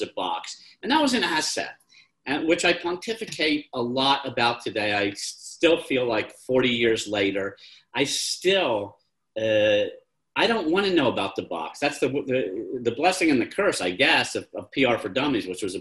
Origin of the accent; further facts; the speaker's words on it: Harrisburg, Pennsylvania, United States; Growing up in Harrisburg, Pennsylvania